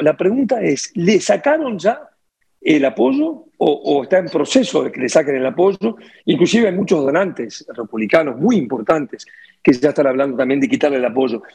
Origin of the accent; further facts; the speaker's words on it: Uruguay; yo soy uruguayo